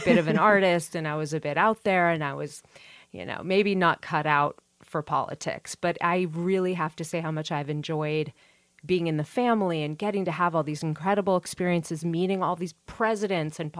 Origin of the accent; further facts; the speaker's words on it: Marin, California, United States; growing up in Marin and being in local politics in Marin